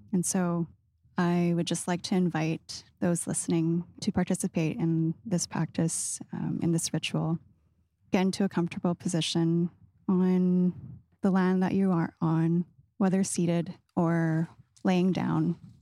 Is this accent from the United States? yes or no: no; British Columbia, Canada; growing up in the West Coast, uh, like in B C